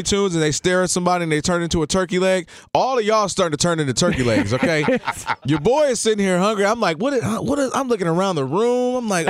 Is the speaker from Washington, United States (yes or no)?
no; Detroit, Michigan, United States; I'm coming from Detroit. I'm cool. I'm like, yo, what's up? I'm …. You know what I'm saying? Detroit, what's up?